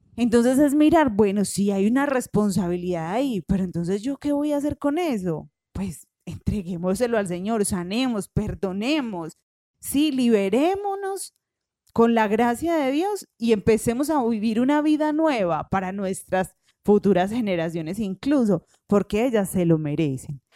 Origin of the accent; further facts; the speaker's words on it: Paisa, Antioquia, Colombia; en paisa nosotros decimos eso